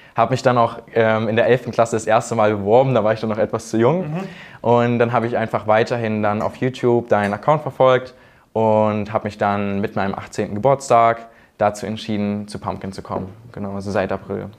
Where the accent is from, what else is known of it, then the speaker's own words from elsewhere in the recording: Thuringia, Germany; ich komme aus Thüringen